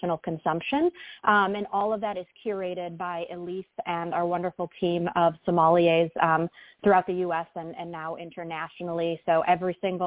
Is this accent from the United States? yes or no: yes; Philadelphia, Pennsylvania, United States; I was born and raised in Philadelphia, which doesn't have a huge wine culture